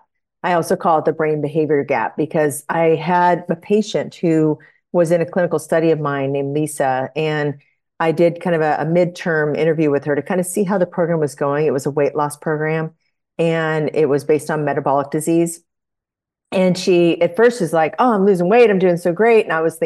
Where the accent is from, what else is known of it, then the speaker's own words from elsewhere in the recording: Iowa, United States; born there; So I was born in Iowa.